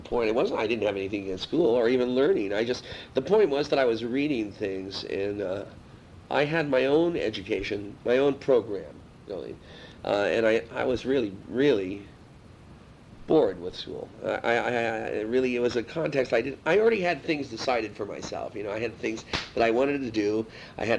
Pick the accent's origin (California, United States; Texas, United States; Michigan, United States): California, United States; San Francisco; I'm from San Francisco.